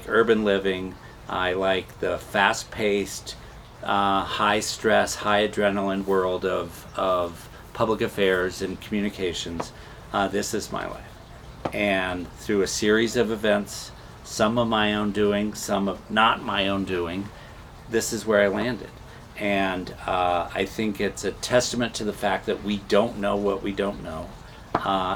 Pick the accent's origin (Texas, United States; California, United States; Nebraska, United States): Nebraska, United States; moved away; I was raised in Nebraska